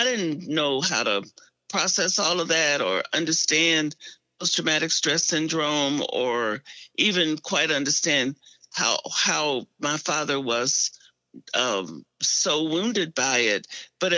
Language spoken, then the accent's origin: English; Arkansas, United States; now in Atlanta, United States; I grew up in Arkansas, in segregated Arkansas